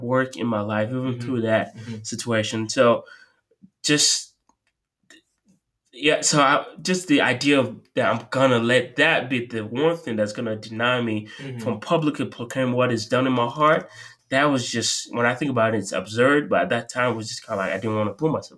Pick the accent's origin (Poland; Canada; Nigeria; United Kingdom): Nigeria; now in Tampa, United States; I'm from Nigeria